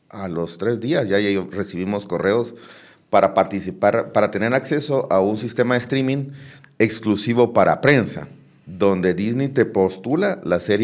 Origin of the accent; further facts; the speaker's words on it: Guatemala; David Lepe, que somos los dos guatemaltecos